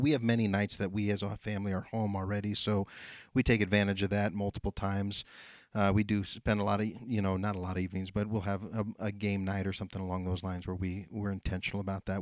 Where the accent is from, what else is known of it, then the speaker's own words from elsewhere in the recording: Amador County, California, United States; I grew up here in Amador County, so I got a lot of roots here